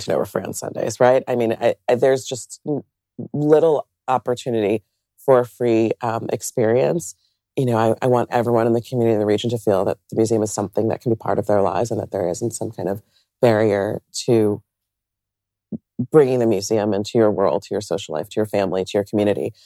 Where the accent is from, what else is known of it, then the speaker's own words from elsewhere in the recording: suburbs outside New York City, United States; moved away as an adult; now in Columbus, United States; I grew up outside of New York City in the suburbs